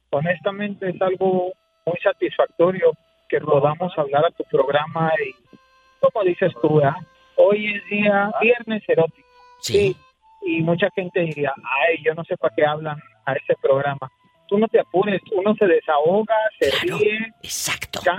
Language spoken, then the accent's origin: Spanish; Artesia, New Mexico, United States; Yo soy de Articia.